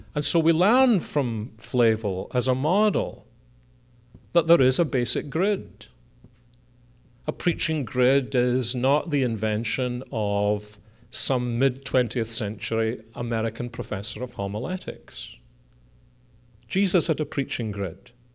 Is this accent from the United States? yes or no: no; Scotland, United Kingdom; we're a Scottish family